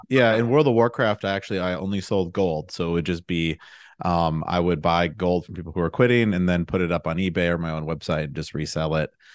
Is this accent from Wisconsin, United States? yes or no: yes; Milwaukee, Wisconsin, United States; also born or lived in Madison, Wisconsin; I'm from the Milwaukee area, and I went to college at U W Madison